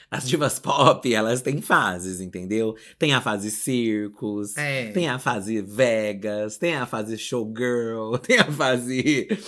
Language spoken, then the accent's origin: Portuguese; São Paulo, Brazil; sou do ABC.